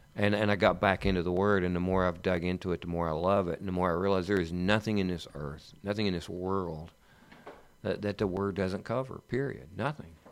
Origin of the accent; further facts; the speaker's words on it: East Tennessee, United States; I grew up in the East Tennessee area